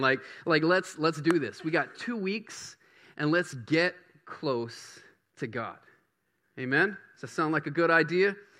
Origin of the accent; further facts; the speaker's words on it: Baton Rouge, Louisiana, United States; now in Bangor, United States; I grew up in Baton Rouge